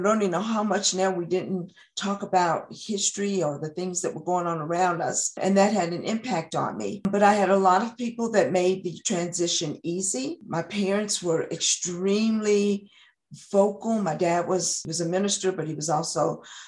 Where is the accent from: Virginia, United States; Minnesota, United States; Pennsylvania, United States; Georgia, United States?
Virginia, United States; Christiansburg; also born or lived in Roanoke, Virginia / Wythe County, Virginia / Front Royal, Virginia; I was born and raised here in Montgomery County. I was born in Christiansburg, Virginia, and I've lived here the majority of my life.